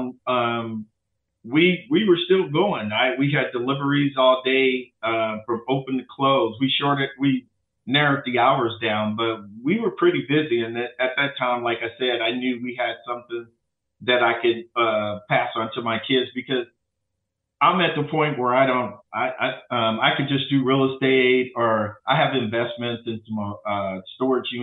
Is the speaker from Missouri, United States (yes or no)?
yes; St. Louis, Missouri, United States; now in Dallas, United States; I'm from St. Louis